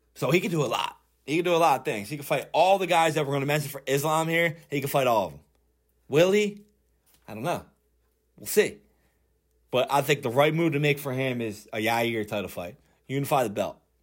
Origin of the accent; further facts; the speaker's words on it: Philadelphia, Pennsylvania, United States; I'm from Philly